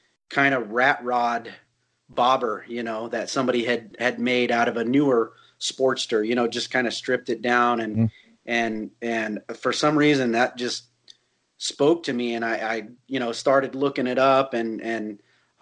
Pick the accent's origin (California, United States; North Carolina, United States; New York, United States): California, United States; Northern; also born or lived in Sonoma / Bay Area; I grew up in Northern California. I was born in Sonoma and the Bay Area